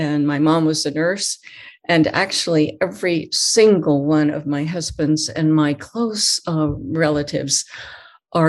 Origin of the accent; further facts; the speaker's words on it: Hollister, California, United States; also born or lived in Los Angeles, California; I grew up, though, in a little town in the middle of California, a little town of Hollister